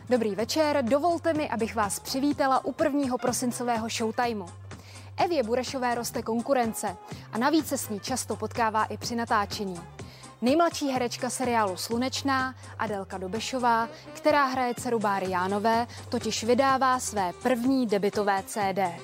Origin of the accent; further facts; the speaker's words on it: Kazan, Tatarstan, Russia; now in Czech Republic; V Kazaně, v mém rodném městě, kde mám prarodiče